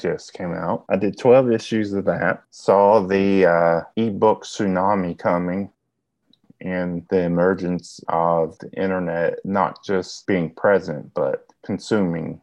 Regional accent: Southeast Kentucky, United States; accent: Southeast Kentucky; I was raised in Southeast Kentucky

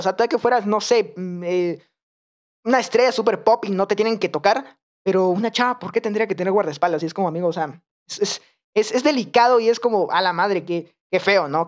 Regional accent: Guatemala; en Guatemala, en mi país

